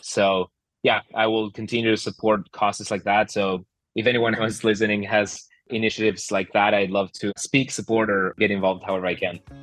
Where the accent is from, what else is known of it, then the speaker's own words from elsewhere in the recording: Argentina; moved away; So I'm originally from Argentina